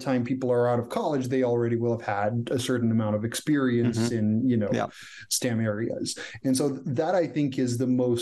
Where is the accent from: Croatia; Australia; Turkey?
Croatia; English is a second language; moved away as an adult; also born or lived in Silicon Valley; now in Canada; Croatia is my home country